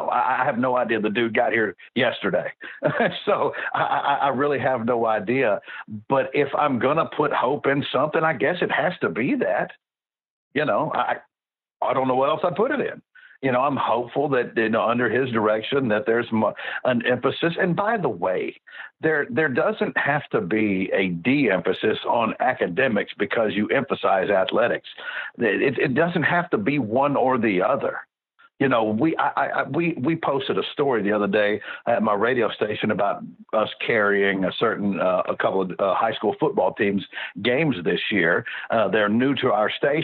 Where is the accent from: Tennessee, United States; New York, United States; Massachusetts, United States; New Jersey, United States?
Tennessee, United States; Memphis; I'm from Memphis